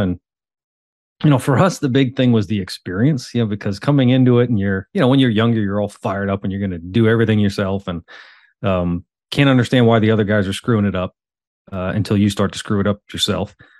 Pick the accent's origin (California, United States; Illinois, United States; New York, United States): New York, United States; the Hamptons; moved away as an adult; now in Charlotte, United States; I was born and raised in the Hamptons